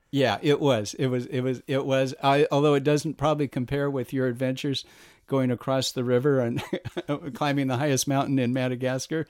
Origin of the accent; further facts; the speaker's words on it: Whittier, California, United States; also born or lived in Los Angeles; I was born in Los Angeles and grew up in Whittier, prettier Whittier